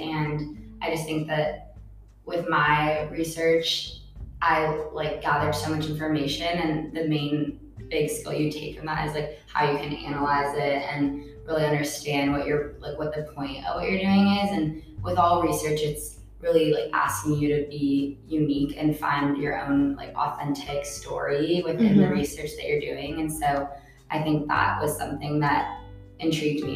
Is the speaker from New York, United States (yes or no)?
no; Seattle, Washington, United States; moved away as an adult; now in Berkeley, United States; I'm originally from Seattle, Washington